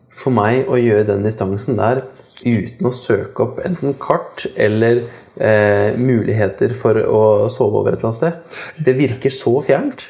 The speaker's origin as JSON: {"language": "Norwegian", "town": "Kongsberg", "region": "Buskerud", "country": "Norway", "said": "jeg kommer fra Kongsberg sjøl"}